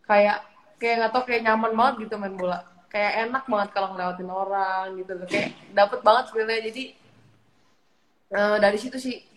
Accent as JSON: {"language": "Indonesian", "region": "Jakarta", "country": "Indonesia", "tie": "born or raised there", "said": "KTP DKI, aku lahir dari, di, di DKI dari kecil aku di DKI."}